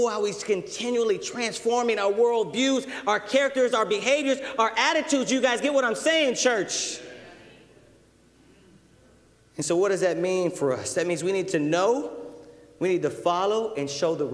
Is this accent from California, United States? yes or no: yes; Southern California, United States; I'm a brother from Southern California. I was involved in street stuff and street life and gangs